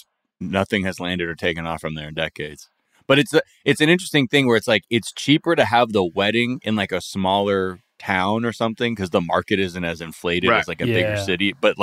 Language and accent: English; California, United States; I had never been here before growing up in Southern California